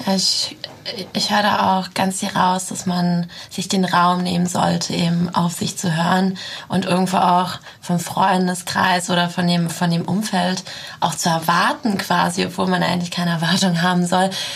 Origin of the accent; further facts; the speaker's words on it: Russia; now in Germany; dass ich ursprünglich aus Russland komme. Ähm, irgendwo hat mich dieses Land äh, sehr geprägt, das ist natürlich meine Heimat